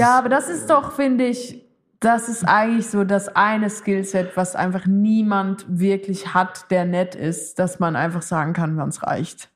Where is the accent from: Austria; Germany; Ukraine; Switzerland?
Switzerland; für mich als Schweizerin